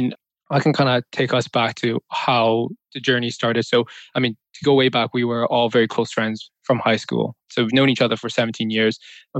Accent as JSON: {"language": "English", "town": "Vancouver", "region": "British Columbia", "country": "Canada", "tie": "born or raised there", "moved": "as an adult", "lives_now": "London, United Kingdom", "said": "I was pretty much born and raised in Vancouver. I'm currently located in London, UK."}